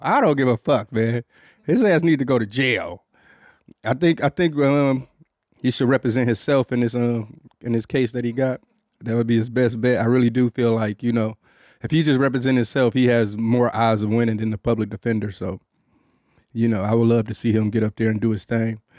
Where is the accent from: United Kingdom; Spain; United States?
United States; Detroit, Michigan; I grew up in Detroit